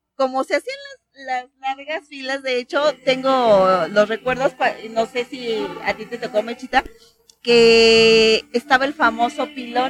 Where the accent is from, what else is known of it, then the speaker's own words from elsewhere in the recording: Mexico City, Mexico; moved away; yo soy de la CDMX.